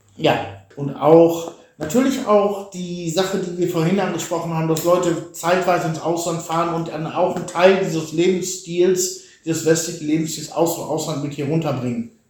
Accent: Germany; moved away as an adult; now in Bulgaria; dass ich als Deutscher da stehe

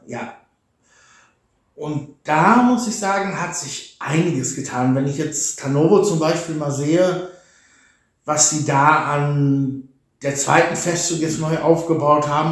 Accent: Germany; moved away as an adult; now in Bulgaria; dass ich als Deutscher da stehe

